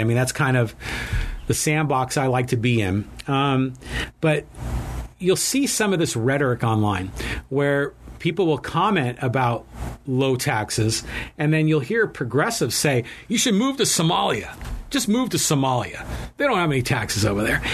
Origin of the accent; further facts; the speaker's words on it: United States; I was born in America. My ancestors are from Ireland